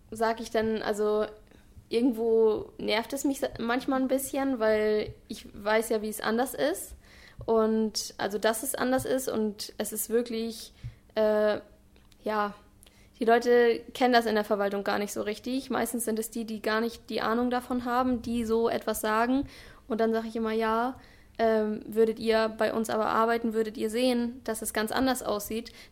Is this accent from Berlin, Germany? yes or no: no; Albersdorf, Schleswig-Holstein, Germany; ich komme aus Albersdorf, also wohne auch äh, in Dithmarschen